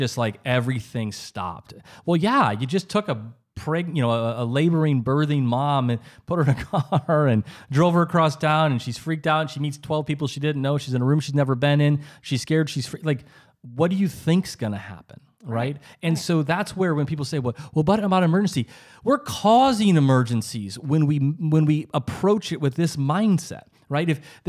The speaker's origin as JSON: {"language": "English", "region": "South Dakota", "country": "United States", "said": "I'm from South Dakota."}